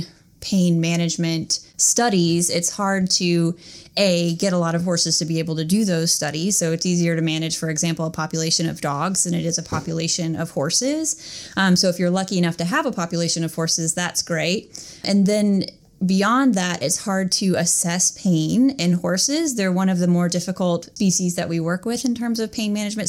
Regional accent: North Carolina, United States; moved away as an adult; also born or lived in Tennessee; now in Georgia, United States; I'm from North Carolina originally, and I went to North Carolina State University for undergrad

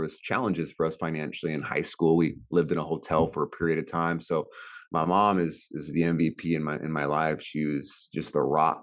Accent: California, United States; I grew up in California and just had a middle class growing up.

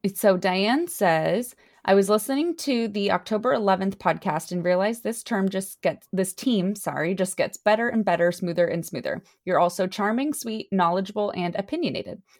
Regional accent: United States; we're also American

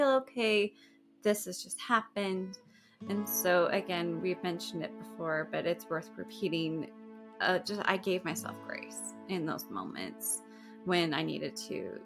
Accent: Spanish Fork, Utah, United States; also born or lived in Provo, Utah; I was born and raised in Provo, but then we moved when I was 8 to Spanish Fork. So okay. I call Spanish Fork. Home

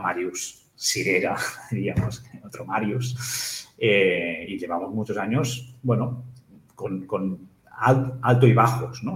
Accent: Capellades, Catalonia, Spain; also born or lived in Igualada / La Torre de Claramunt; now in Barcelona, Spain; yo, nací en Barcelona, pero mi madre es de, de Capellades, mi padre es de Barcelona, nos fuimos a vivir en Capellares

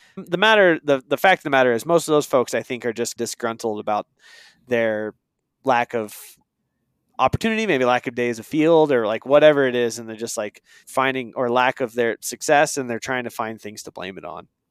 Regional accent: Eastern Oregon, United States; moved away; I moved away from Eastern Oregon where I grew up

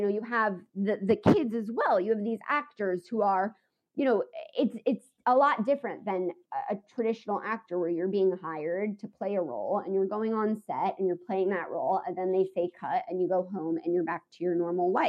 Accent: United States; as an American

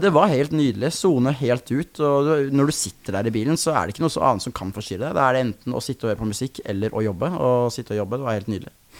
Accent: Sarpsborg, Østfold, Norway; sitte hjemme i Sarpsborg

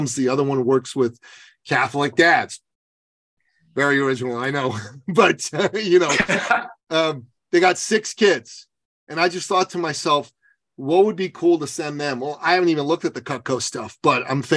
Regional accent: Canada; being a Canadian

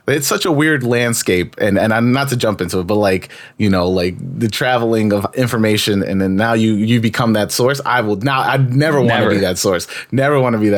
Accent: New York, United States; I'm a New York native

